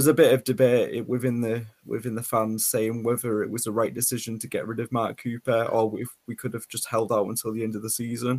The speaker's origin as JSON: {"language": "English", "town": "Barrow-in-Furness", "region": "North West England", "country": "United Kingdom", "tie": "born or raised there", "said": "So I was born in Barrow in Furness. Live here. I've grown up in Barrow"}